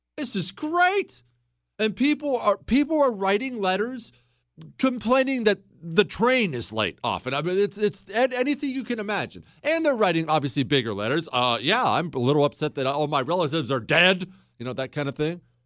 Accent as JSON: {"language": "English", "country": "United States", "said": "I'm an American"}